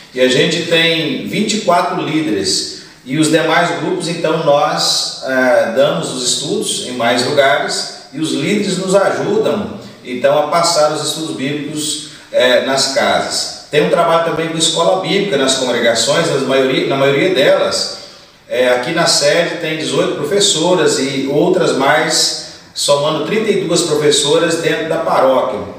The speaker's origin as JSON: {"language": "Portuguese", "region": "Espírito Santo", "country": "Brazil", "tie": "born or raised there", "said": "sou natural de, do Espírito Santo, da cidade de Baixo Bandu"}